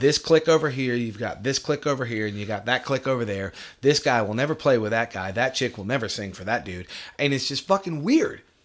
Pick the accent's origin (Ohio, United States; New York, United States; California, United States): New York, United States; moved away; I'm from New York